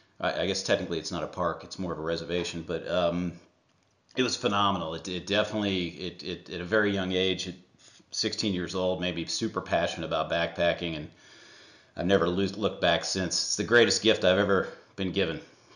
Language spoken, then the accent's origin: English; Ohio, United States; born there; I was born in Ohio, so obviously that was the first state I hiked.